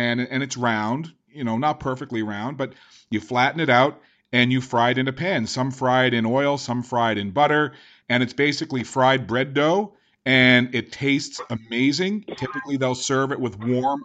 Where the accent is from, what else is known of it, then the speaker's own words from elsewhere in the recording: St. John's, Newfoundland and Labrador, Canada; moved away; I'm originally from St. John's in Newfoundland and Labrador.